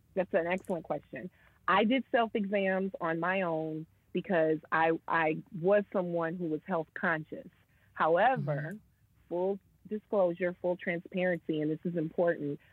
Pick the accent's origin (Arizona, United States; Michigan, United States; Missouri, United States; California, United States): Michigan, United States; moved away as an adult; also born or lived in New York; relocate and come back to my hometown.